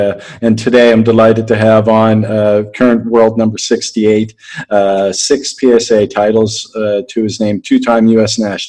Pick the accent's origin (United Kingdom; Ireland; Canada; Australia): Canada; And also, me being Canadian, and I just had Nick Sackvi on the podcast a little while ago.